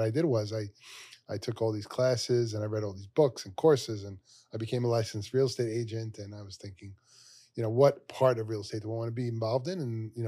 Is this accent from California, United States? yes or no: no; Brooklyn, New York, United States; Yeah, well, I'm from Brooklyn, New York, born and raised there, right around Brooklyn College in that area, Middlewood, Flatbush, like that.